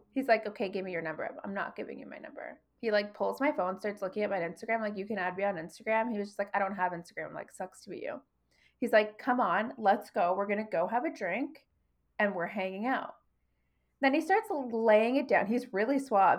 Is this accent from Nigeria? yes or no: no; Toronto, Ontario, Canada; moved away; I'm from Toronto.